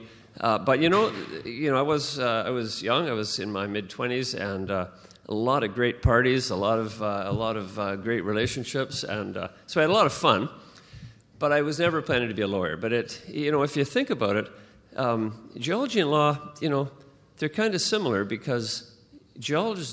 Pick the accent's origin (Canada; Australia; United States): Canada; Vancouver, British Columbia; also born or lived in London; I was born in Vancouver